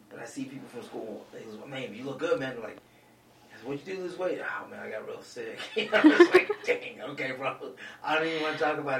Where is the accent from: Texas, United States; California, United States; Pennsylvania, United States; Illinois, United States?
Texas, United States; Lubbock; No, I'm just from Lubbock, Texas.